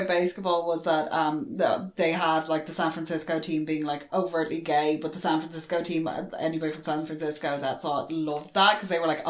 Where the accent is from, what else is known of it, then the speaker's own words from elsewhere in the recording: Ireland; we're Irish